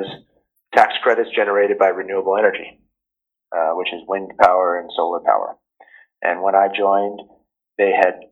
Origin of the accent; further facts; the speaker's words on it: Ridgewood, New Jersey, United States; moved away as an adult; also born or lived in Stanford, California / Silicon Valley; I grew up in Ridgewood, New Jersey, which is a town just outside of New York City.